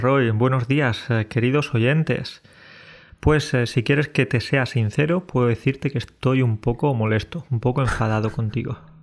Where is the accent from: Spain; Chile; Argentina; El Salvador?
Spain; Decir que somos españoles es una manera de justificar que por ser españoles ya podemos llegar tarde